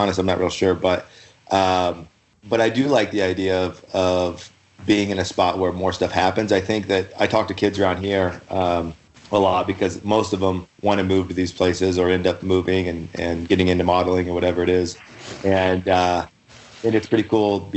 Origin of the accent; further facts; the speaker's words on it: Louisville, Kentucky, United States; also born or lived in Montana / Salt Lake City, Utah; now in Utah, United States; I'm originally from Louisville, Kentucky